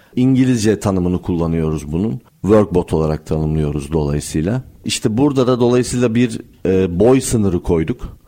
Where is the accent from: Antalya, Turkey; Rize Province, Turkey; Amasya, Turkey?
Amasya, Turkey; moved away as an adult; also born or lived in Istanbul; 1983 Amasya doğumluyum. Öğrenimi Amasya'da tamamladıktan sonra Yıldız Teknik Üniversitesi'ne geldim e, 2002 yılında.